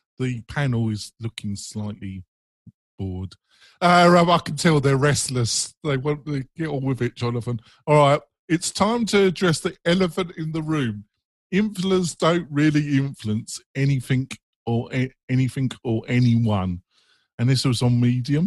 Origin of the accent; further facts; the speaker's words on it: England, United Kingdom; I'm English